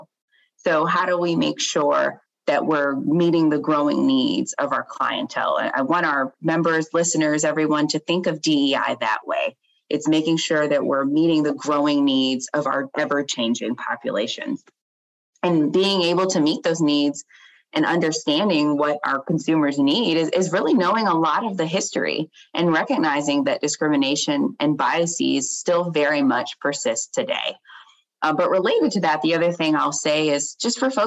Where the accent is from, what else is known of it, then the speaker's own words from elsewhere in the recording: Chesapeake, Virginia, United States; I am from Chesapeake, and Chesapeake has a large Black population, and I grew up in a neighborhood where most of us own